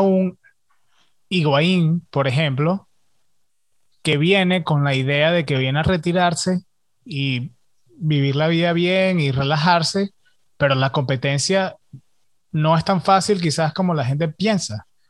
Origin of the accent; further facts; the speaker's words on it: Venezuela; yo soy venezolano